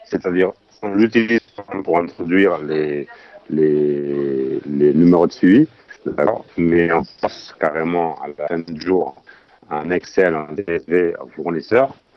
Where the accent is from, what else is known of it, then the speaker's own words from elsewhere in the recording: Spain; French is a second language; now in France; je suis espagnol